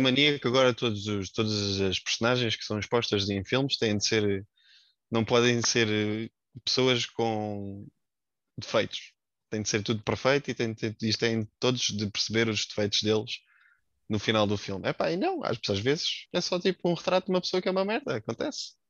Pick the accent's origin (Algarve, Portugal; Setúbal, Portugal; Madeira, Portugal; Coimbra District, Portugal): Setúbal, Portugal; Montijo; tenho 28 anos, sou oriundo do Montijo.